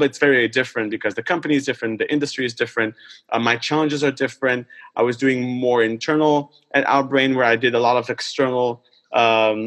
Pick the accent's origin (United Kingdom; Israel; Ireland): Israel; moved away; it all started back in Israel. I'm originally from Israel.